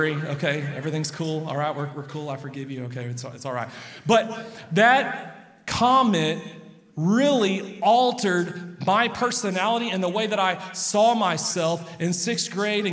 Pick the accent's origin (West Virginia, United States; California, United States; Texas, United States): Texas, United States; Lubbock; I grew up here in Lubbock